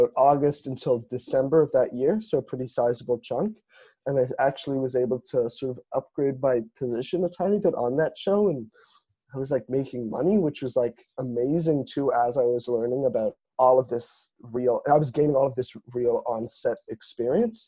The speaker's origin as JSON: {"language": "English", "town": "Toronto", "region": "Ontario", "country": "Canada", "moved": "as an adult", "lives_now": "Montreal, Canada", "said": "I'm originally from Toronto, but have been enjoying it in Montreal."}